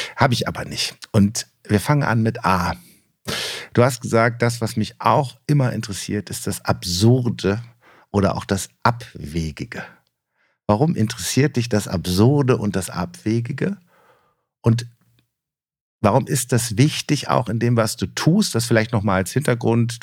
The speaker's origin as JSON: {"language": "German", "region": "Rhineland", "country": "Germany", "said": "als Rheinländer"}